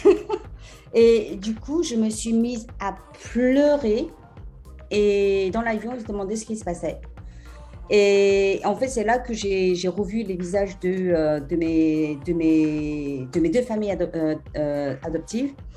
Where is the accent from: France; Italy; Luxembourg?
France; also born or lived in South Korea; now in England, United Kingdom; je suis française